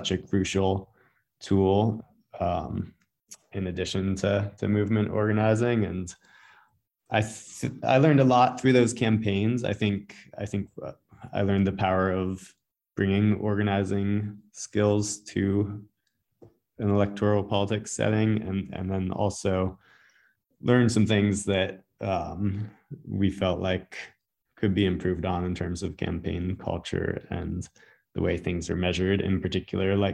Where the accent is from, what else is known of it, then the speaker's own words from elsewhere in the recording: North Carolina mountains, United States; now in Vermont, United States; where I grew up in the North Carolina mountains